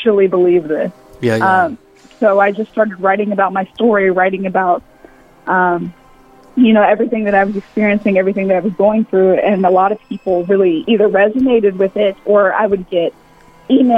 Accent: Mobile, Alabama, United States; So I'm a Southern maid, born and raised in Mobile, Alabama

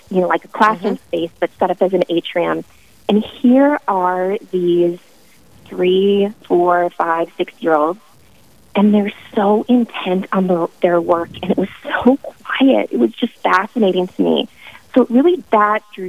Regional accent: Bismarck, North Dakota, United States; I was raised in Bismarck

